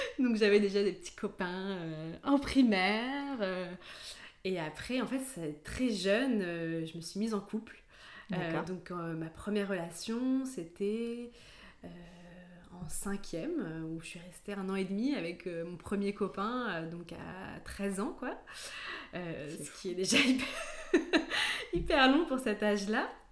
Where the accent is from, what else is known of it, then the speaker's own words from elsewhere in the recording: near Grenoble, Auvergne-Rhône-Alpes, France; moved away as an adult; now in Paris, France; J'ai grandi près de Grenoble et je suis d'origine allemande et italienne.